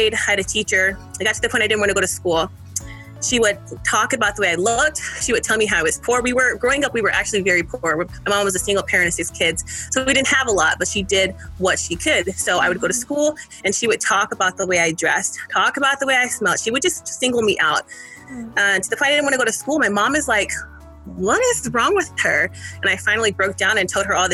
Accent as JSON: {"language": "English", "town": "Iowa City", "region": "Iowa", "country": "United States", "tie": "born or raised there", "also_born_or_lived": "California", "said": "I grew up in Iowa. Moved from California and then grew up in Iowa City, Iowa."}